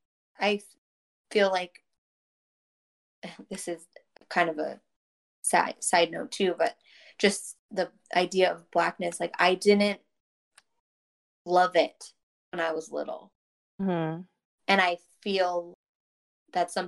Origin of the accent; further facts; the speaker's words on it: Florida, United States; I'm from Florida. I live in Florida.